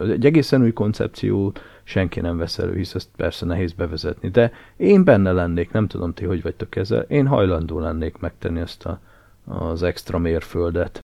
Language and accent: Hungarian; Nagykanizsa, Zala, Hungary; én Nagykanizsán nőttem fel nagy részt